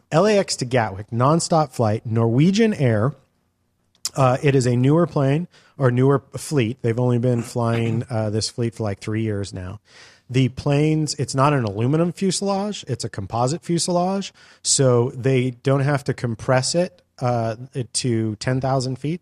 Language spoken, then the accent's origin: English; California, United States; we're from California